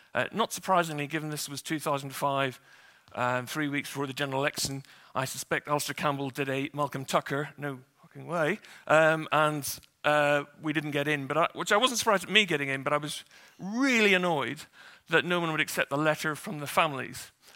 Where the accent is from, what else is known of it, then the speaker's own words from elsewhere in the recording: Northern Ireland, United Kingdom; I grew up in Northern Ireland